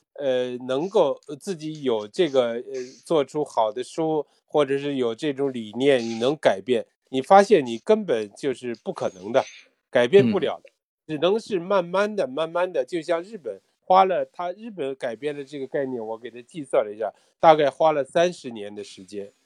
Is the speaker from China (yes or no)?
yes; Beijing, China; moved away as an adult; now in Japan; 我是在北京出生，北京长大，在来日本以前呢，也做过报社的编辑，也做过中国，呃，音乐家协会日本歌曲的翻译